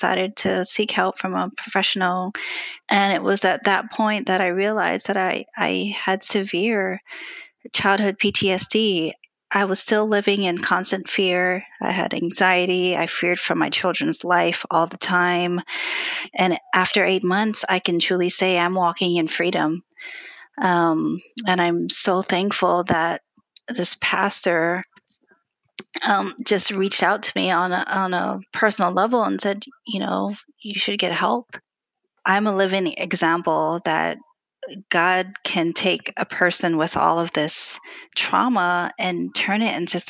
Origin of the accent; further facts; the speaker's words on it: Hawaii, United States; moved away as an adult; now in Charleston, United States; I grew up in Hawaii